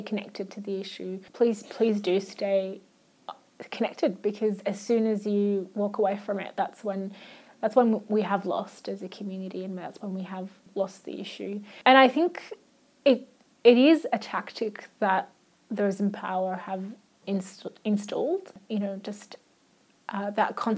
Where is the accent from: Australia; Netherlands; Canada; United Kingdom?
Australia; first language Arabic; English is a second language; also born or lived in Iraq; growing up in Australia